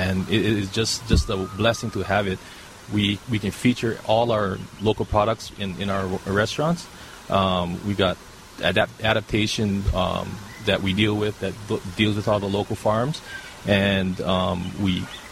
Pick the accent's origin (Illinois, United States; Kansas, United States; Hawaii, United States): Hawaii, United States; Holualoa; I grew up on the Holualoa, and grew up picking macadamia nuts and picking coffee